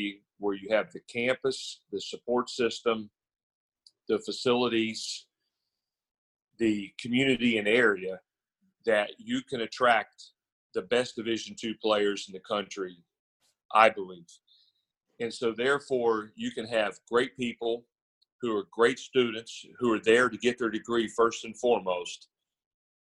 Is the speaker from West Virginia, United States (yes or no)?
yes; West Virginia, United States; moved away as an adult; also born or lived in Greeneville, Tennessee; I'm from West Virginia